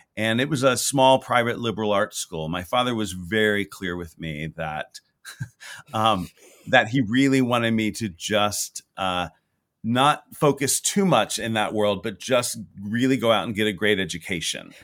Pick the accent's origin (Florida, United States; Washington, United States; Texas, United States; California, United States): Texas, United States; Houston; moved away; I grew up in Houston, Texas